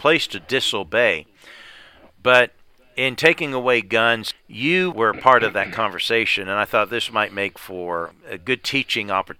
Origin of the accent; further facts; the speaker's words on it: United States; I'm an American